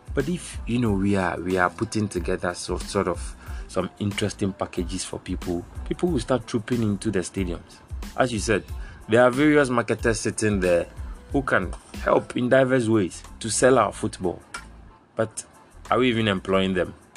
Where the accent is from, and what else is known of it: Ghana